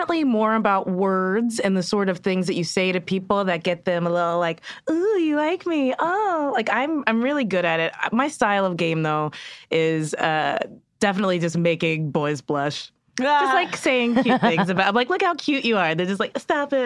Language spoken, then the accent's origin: English; the South, United States; I'm from the South